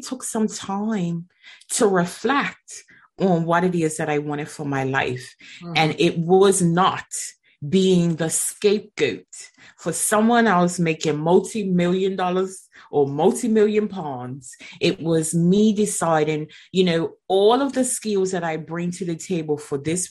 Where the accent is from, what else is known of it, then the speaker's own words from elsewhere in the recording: Bermuda; now in England; I'm originally from Bermuda and I am currently living in England